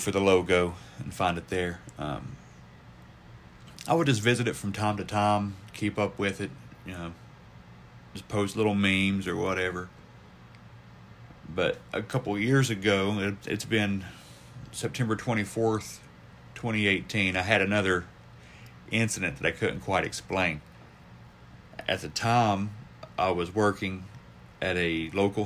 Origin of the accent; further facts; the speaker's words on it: southern West Virginia, United States; I'm from the coal fields of southern West Virginia. You can probably tell by my accent